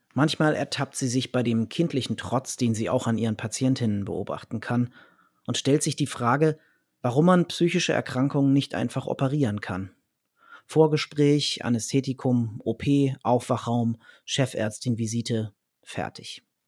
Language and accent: German; Dannenberg, Lower Saxony, Germany; also born or lived in Berlin; now in Hanover, Germany; dann zwei Jahre in meiner alten Heimat, dem Wendland, also da, wo ich auch geboren wurde, in Dannenberg.